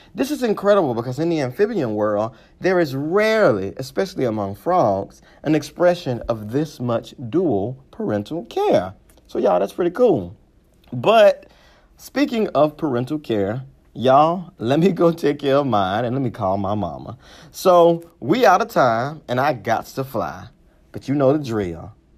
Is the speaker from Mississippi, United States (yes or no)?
yes; Mississippi, United States; I'm from Mississippi